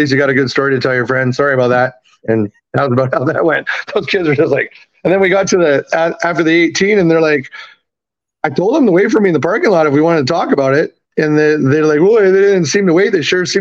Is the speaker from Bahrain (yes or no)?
no; Vancouver, British Columbia, Canada; moved away as an adult; also born or lived in Tacoma, Washington / Edmonton / Salt Lake City; now in New Orleans, United States; I was born in Tacoma, Washington. I'm actually American. I was raised in Canada. Parents bought me up there when I was three.